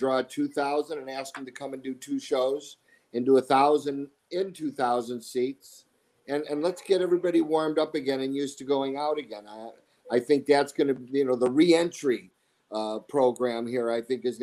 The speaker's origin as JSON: {"language": "English", "town": "Chicago", "region": "Illinois", "country": "United States", "tie": "born or raised there", "moved": "as an adult", "lives_now": "Arizona, United States", "said": "being from Chicago"}